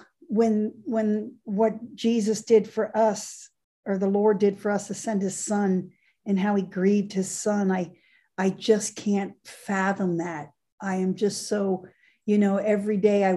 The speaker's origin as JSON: {"language": "English", "region": "Florida", "country": "United States", "tie": "born or raised there", "said": "I was born and raised in Florida. I was raised in Florida."}